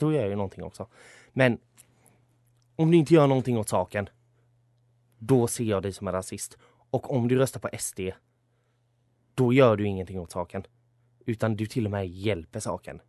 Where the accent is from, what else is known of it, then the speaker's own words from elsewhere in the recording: Sweden; jag är född här och uppvuxen här och har bara svenskt medborgarskap.